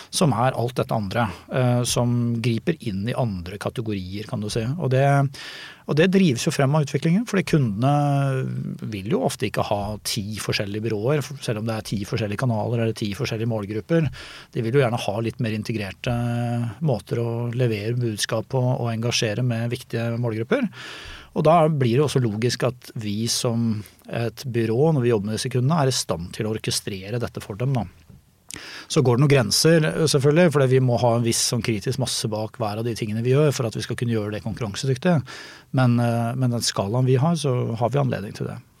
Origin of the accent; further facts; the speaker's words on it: Norway; jeg kommer fra Norge